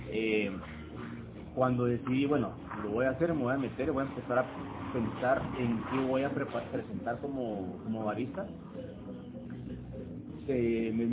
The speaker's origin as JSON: {"language": "Spanish", "town": "Guatemala City", "region": "Guatemala Department", "country": "Guatemala", "tie": "born or raised there", "said": "nací aquí en Guatemala, en la ciudad. Mi papá viene de San Martín Peque en Chimaltenango, y mi mamá de Chiquimul."}